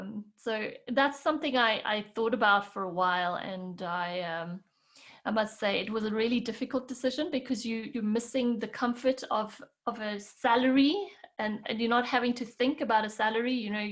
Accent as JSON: {"language": "English", "country": "South Africa", "moved": "as an adult", "lives_now": "Switzerland", "said": "when I moved from South Africa to Switzerland, and then my main role was raising kids and learning how to cook and clean and do all the things that I never really had to do in South Africa, I lost my way."}